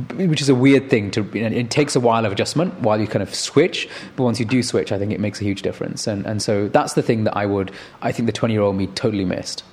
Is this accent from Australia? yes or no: no; Manchester, North West England, United Kingdom; growing up in Manchester